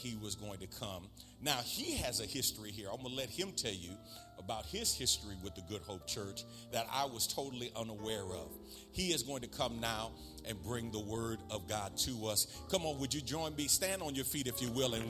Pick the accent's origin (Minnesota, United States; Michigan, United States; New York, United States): New York, United States; moved away; I grew up in the Jacob Riis housing projects.